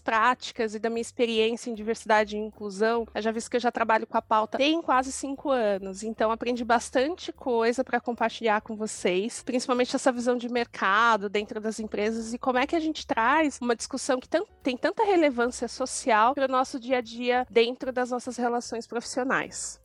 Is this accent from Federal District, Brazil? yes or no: no; São Paulo, Brazil; Sou de São Paulo, cresci e nasci na periferia, no bairro do Grajaú, que é extremo sul de São Paulo, mas hoje eu moro na Zona Oeste